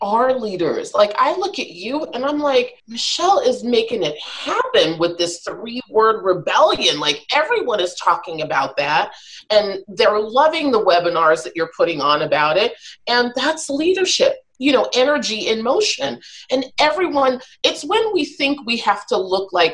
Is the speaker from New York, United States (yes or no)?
yes; New York City, New York, United States; I'm a New Yorker born and raised